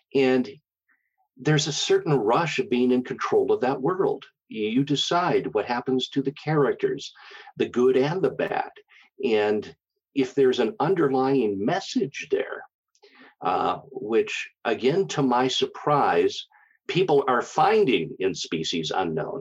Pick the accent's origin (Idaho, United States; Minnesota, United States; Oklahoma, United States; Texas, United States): Minnesota, United States; Minneapolis; moved away as an adult; also born or lived in Black Hills, South Dakota; I was born and raised in the Minneapolis St. Paul area